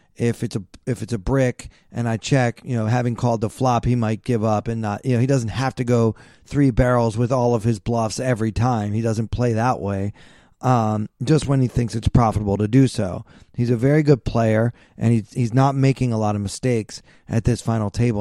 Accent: Maryland, United States; I'm from Maryland.

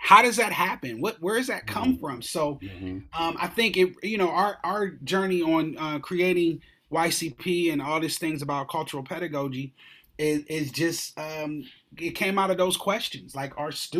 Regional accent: Columbus, Ohio, United States; I am from Columbus, Ohio.

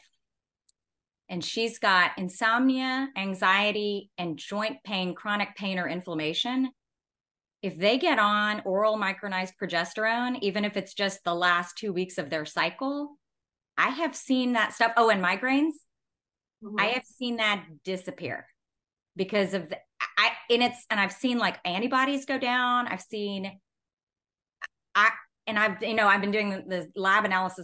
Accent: Texas, United States; growing up in Texas

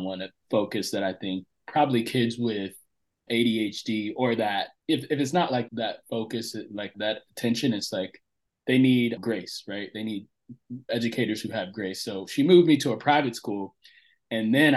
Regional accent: Central Florida, United States; we relocated from Northern Florida to Central Florida. And we grew up in this, at that time, it was a small backwoods redneck town

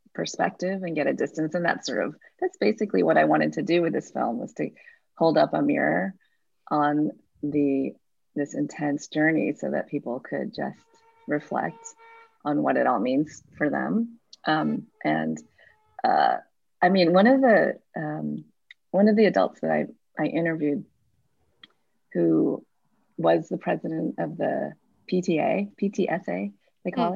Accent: Midwest, United States; now in San Francisco, United States; I'm not from San Francisco. I actually grew up in the Midwest in a place very different from San Francisco.

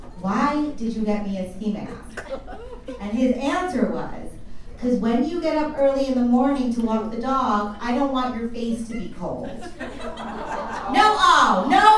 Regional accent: United States; also born or lived in New Jersey; I am Indian, as I mentioned before. My parents, though, are actually from India. I was born and raised here in the United States. And I'm very proud to be from the United States

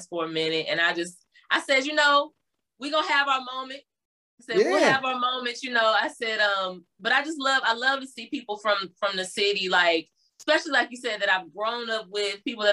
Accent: University City, Missouri, United States; also born or lived in Berkeley, Missouri; we moved to University City, and that's kind of where I spent a nice chunk of my younger years, childhood years

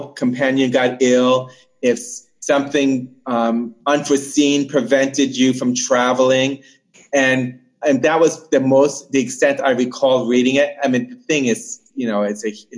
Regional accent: United States; moved away; also born or lived in New Jersey / Hawaii; I was born and raised mostly in New York and Jersey

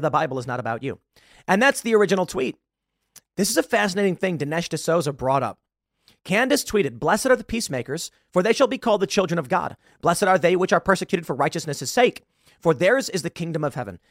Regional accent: United States; I'm an American

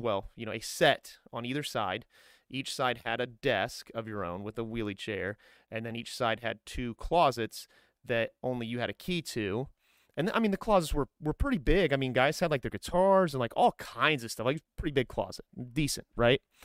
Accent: Grissom Air Force Base, Indiana, United States; moved away as an adult; also born or lived in Fort Drum, New York; I grew up outside of Grissom Air Force Base

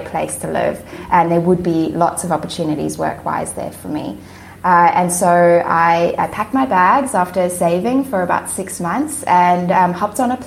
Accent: Johannesburg, Gauteng, South Africa; moved away as an adult; also born or lived in United States / Perth, Australia; now in Finland; I grew up in Johannesburg, South Africa. I lived there until I was 25

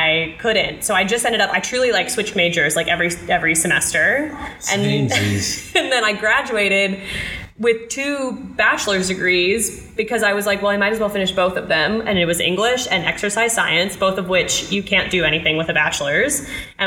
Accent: Union, Kentucky, United States; moved away; I grew up in Kentucky. I grew up in a little town called Union, Kentucky that is just super north, really close to Cincinnati, Ohio

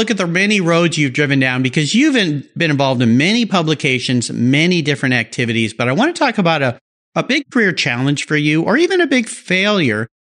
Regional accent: La Jolla, California, United States; I grew up in La Jolla, California

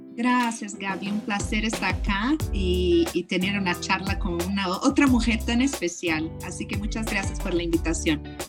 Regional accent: Brazil; moved away; also born or lived in United States / California; ser brasileira, pero también soy americana

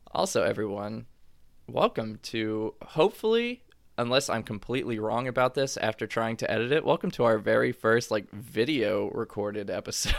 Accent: Louisiana, United States; moved away as an adult; also born or lived in Kentucky; Growing up in Louisiana, I call everyone baby all the time.

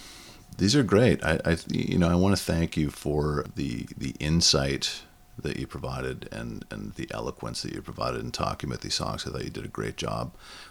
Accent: Northern Ontario, Canada; I go right back to my hometown right off the bat. I go right back to Northern Ontario

